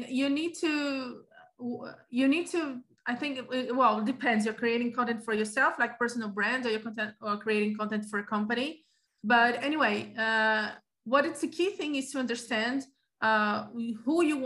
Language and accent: English; Rio de Janeiro, Brazil; also born or lived in Sweden; I am from Rio de Janeiro. I used to live in Rio de Janeiro